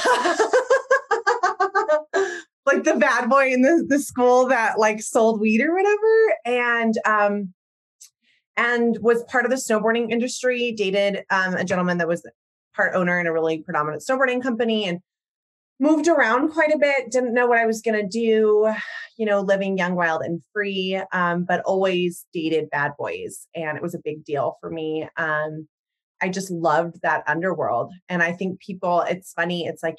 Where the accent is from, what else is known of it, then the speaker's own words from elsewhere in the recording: Salt Lake City, Utah, United States; also born or lived in Houston; now in Missoula, United States; I'm from Salt Lake City, Utah, and I wasn't of the predominant faith there